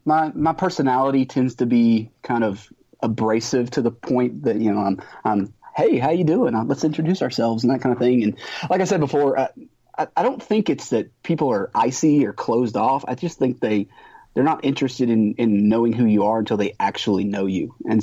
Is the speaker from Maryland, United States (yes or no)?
no; Texas, United States; I'm a Texan.